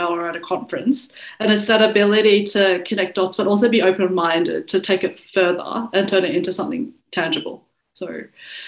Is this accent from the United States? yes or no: no; Australia; accent: Australian; I'd have an Australian accent